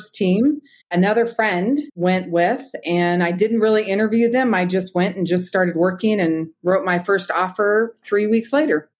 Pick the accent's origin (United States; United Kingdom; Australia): United States; Bay Area, Northern California; moved away as an adult; also born or lived in Twin Falls, Idaho; now in Boise, United States; I'm actually from Northern California, the Bay Area, and I worked in law enforcement there for 10 years.